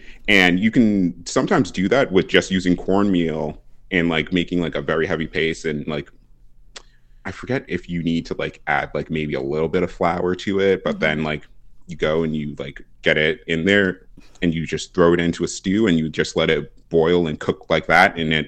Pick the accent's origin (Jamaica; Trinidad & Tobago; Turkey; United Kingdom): Trinidad & Tobago; I'm Trinidadian and Grenadian.